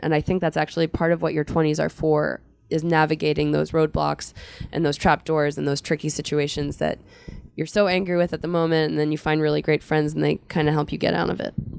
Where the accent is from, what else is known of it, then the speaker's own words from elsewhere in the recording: Philadelphia, Pennsylvania, United States; I'm from Philadelphia